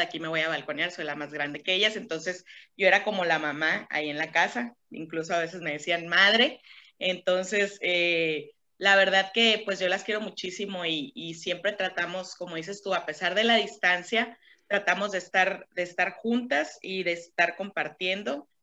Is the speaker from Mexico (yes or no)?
yes; Caborca, Sonora, Mexico; moved away; yo también soy de Caborca